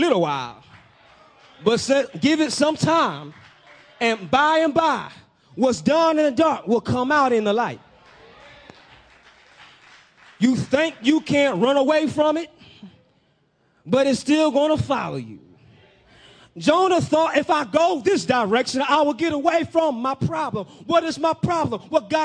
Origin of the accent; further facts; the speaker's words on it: Peoria, Illinois, United States; my city, my hometown, Pete Town, Peoria, that's where I'm from.